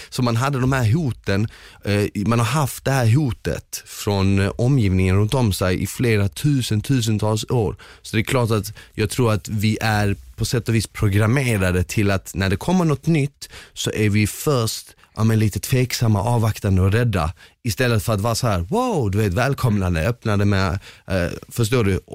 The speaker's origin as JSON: {"language": "Swedish", "town": "Malmö", "region": "Skåne", "country": "Sweden", "tie": "born or raised there", "also_born_or_lived": "Bosnia", "second_language": "Swedish", "said": "Jag växte mm. upp i Rosengård då."}